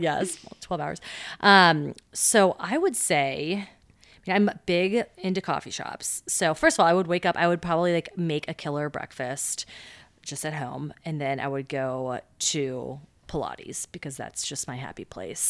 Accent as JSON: {"language": "English", "town": "Cincinnati", "region": "Ohio", "country": "United States", "tie": "born or raised there", "said": "I grew up in Mount Adams"}